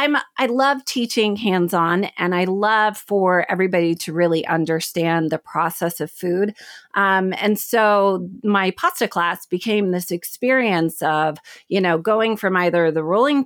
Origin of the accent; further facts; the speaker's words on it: Oklahoma City, Oklahoma, United States; I'm from the Midwest. And so my family kept pushing art history.